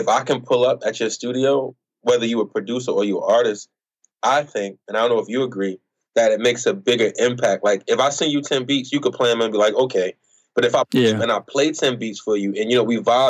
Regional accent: Newark, New Jersey, United States; I am from Newark, New Jersey, or Newark, however you want to pronounce it

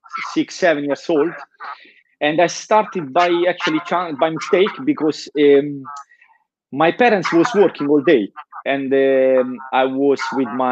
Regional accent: Nettuno, Lazio, Italy; English is a second language; moved away as an adult; now in Denmark; I grew up in a very small town in Italy. It's called Nettuno, and it's just on the coast, south of Rome

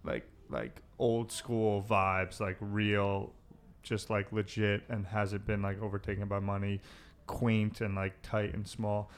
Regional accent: United States; As an American, because I grew up, my mother's, um, a firstborn American Danish descent.

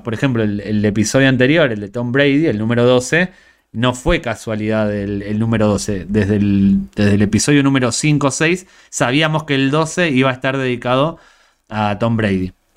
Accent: Argentina; Yo tenía cuatro o cinco canales de pequeño en Argentina

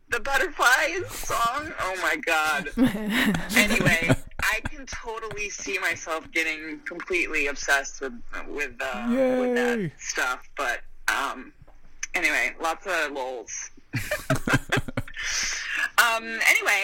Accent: Bakersfield, California, United States; I am from Bakersfield

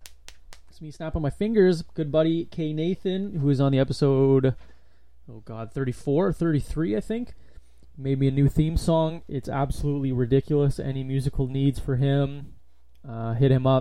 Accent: Thunder Bay, Ontario, Canada; moved away; I was born in Thunder Bay, which is just in Ontario

